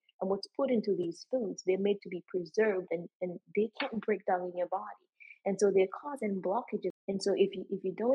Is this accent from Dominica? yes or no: yes; Dominica; growing up in Dominica and being around my mom and my grandparents